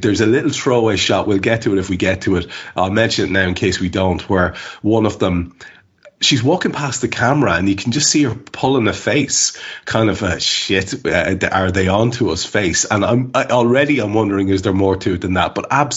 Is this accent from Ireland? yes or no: yes; Ireland; we're Irish